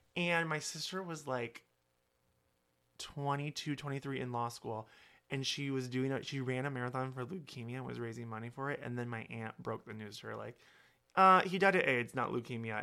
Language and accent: English; Holstein, Iowa, United States; moved away; also born or lived in Sioux City, Iowa; I'm from Holstein, Iowa, where, like, I had forty-two people in my class.